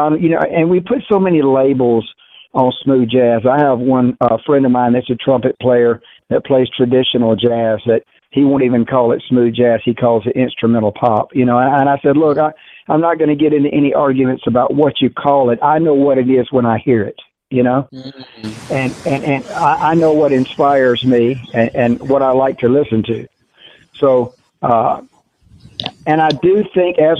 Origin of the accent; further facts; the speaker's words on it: the South, United States; accent: Southern; I realized how Southern I sound on tape.